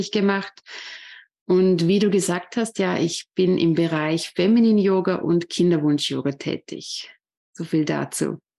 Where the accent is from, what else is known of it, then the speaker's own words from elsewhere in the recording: Vorarlberg, Austria; Ja, ich bin …, ich komme aus Vorarlberg, aus Österreich und ich bin 36 Jahre alt.